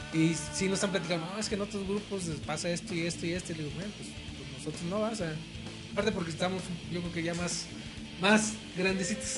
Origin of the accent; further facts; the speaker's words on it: Tampico, Tamaulipas, Mexico; moved away as an adult; now in Reynosa, Mexico; nosotros crecimos en Tampico, en su haz de cuenta apenas tenemos 12, 13 años en Reynosa